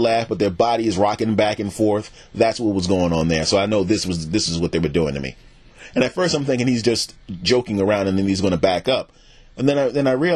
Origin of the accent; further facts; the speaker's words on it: United States; also born or lived in Philadelphia / New York / New Jersey / the South (family origin); I grew up in the Philadelphia and the New York and New Jersey